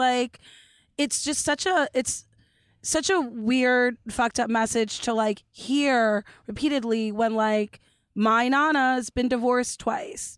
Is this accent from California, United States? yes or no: yes; Los Angeles, California, United States; I grew up in Los Angeles